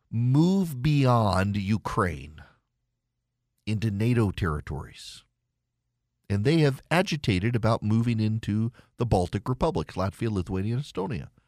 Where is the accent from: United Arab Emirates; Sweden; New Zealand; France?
United Arab Emirates; Dubai; When I was a kid, I grew up in Dubai, and you couldn't get to Eastern Europe couldn't get to Israel either.